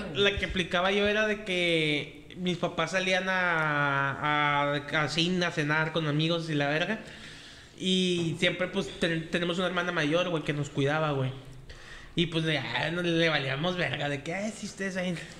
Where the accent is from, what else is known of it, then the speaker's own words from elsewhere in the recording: Monterrey, Nuevo León, Mexico; ya vivíamos aquí en Monterrey